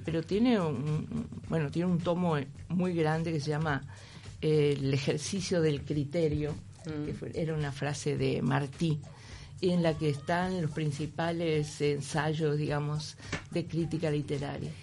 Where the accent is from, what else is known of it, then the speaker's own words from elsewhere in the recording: Uruguay; moved away as an adult; also born or lived in Madrid, Spain; soy uruguaya